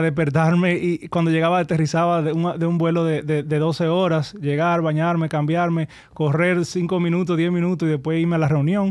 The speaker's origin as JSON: {"language": "Spanish", "town": "Santo Domingo", "region": "Distrito Nacional", "country": "Dominican Republic", "tie": "born or raised there", "also_born_or_lived": "Miami / United States", "said": "nos mudamos aquí a Santo Domingo. Entonces yo, yo sí crecí en Santo Domingo"}